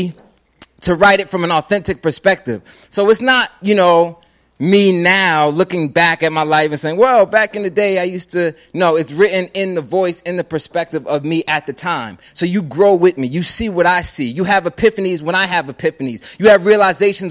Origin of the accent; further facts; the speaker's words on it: Philadelphia, Pennsylvania, United States; I'm from Philadelphia, Pennsylvania